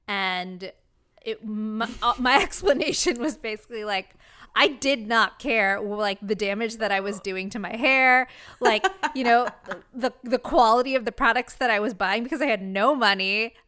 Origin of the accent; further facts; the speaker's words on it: California, United States; I'm from Orange County.